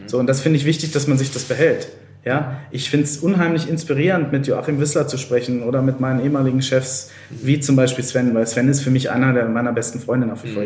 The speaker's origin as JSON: {"language": "German", "region": "Lower Saxony", "country": "Germany", "moved": "yes", "said": "ich komme ja aus Niedersachsen"}